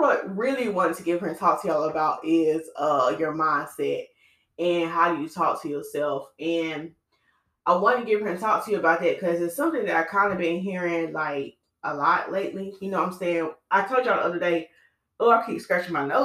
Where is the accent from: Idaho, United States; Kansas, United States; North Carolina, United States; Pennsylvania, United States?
North Carolina, United States; Winston-Salem; moved away; I went to my hometown. I'm originally from Winston-Salem. I went to my hometown this weekend to visit my family